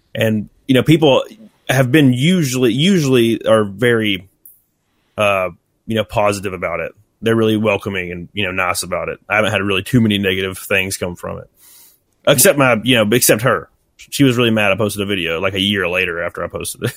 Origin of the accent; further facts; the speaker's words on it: Alabama, United States; accent: rednecky; my voice sounds very, like, rednecky, and I can't help it. It's just, I'm from Alabama.